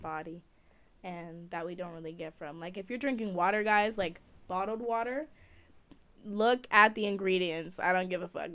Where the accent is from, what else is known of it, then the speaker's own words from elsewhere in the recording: Jamaica; I'm Jamaican